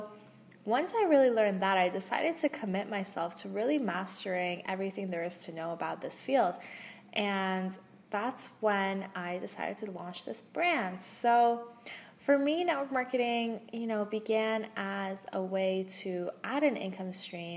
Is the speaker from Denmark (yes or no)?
no; Canada; also born or lived in West Coast, Canada / East Coast, Canada; now in Ottawa, Canada; I'm from Canada. So I lived on the West Coast, I've lived on the East Coast, I'm currently in Ottawa